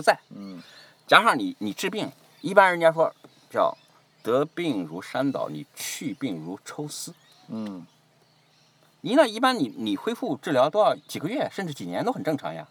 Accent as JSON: {"language": "Chinese", "region": "Jiangsu", "country": "China", "tie": "born or raised there", "also_born_or_lived": "Shanghai", "moved": "as an adult", "lives_now": "Australia", "said": "我在上海，我也算是移民嗯，对。我尽管跟上海很近，我老家江苏嗯，但是我回过来，我，我在上海还是移民"}